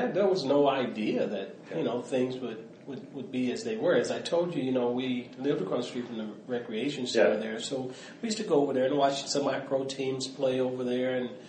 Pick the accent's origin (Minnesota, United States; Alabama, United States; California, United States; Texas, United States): Alabama, United States; Mobile; born there; So, you know, it was interesting because I was born in Mobile, Alabama.